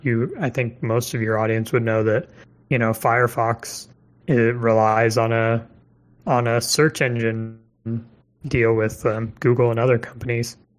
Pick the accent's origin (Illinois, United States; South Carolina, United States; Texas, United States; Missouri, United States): Missouri, United States; moved away; I'm from Missouri originally